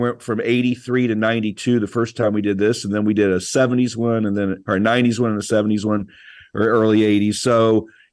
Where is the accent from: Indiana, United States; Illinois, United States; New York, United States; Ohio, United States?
Illinois, United States; Bridgeport; also born or lived in Lawrenceville; I was about 9 months old when we moved to Bridgeport. So we are fresh in town there on 1105 Adams Street